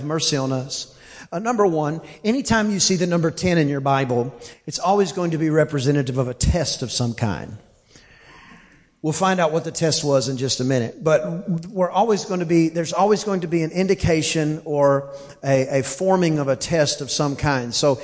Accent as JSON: {"language": "English", "region": "East Texas", "country": "United States", "said": "I'm from East Texas, and I say 10 like T-I-N"}